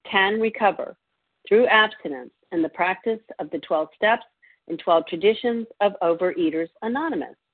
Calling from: Virginia, United States; I'm a recovered compulsive overeater calling from Virginia.

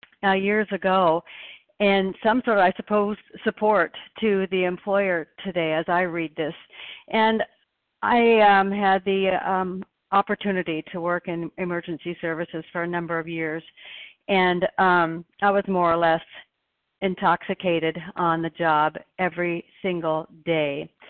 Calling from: Oregon, United States; I'm a recovered compulsive overeater, and I'm calling in from Oregon.

